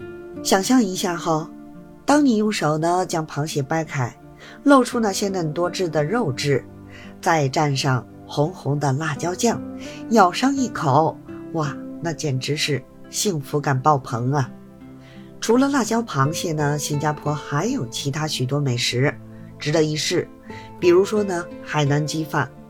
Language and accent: Chinese; Beijing, China; 我是北京的